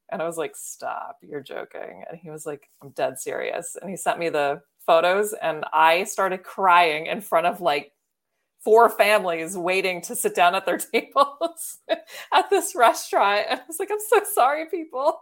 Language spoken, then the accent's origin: English; Baltimore, Maryland, United States; I'm from Baltimore